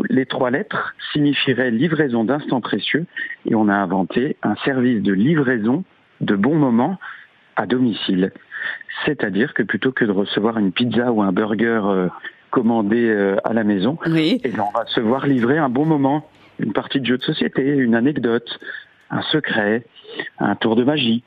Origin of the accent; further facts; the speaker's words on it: Lorraine, Grand Est, France; en tant que Lorrain